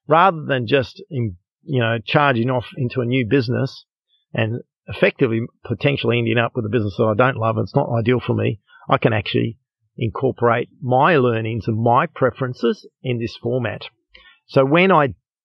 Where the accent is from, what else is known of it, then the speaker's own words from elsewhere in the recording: Australia; I'm from Australia